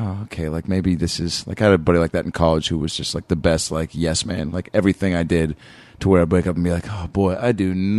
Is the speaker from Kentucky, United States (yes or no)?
no; 20 minutes north of Seattle, Washington, United States; moved away; Seattle. Mm. Like 20 minutes north of Seattle.